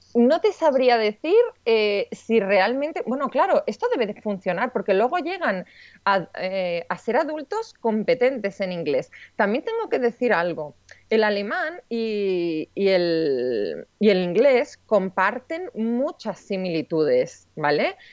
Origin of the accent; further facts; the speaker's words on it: Spain; moved away as an adult; also born or lived in Switzerland; se entera que yo soy española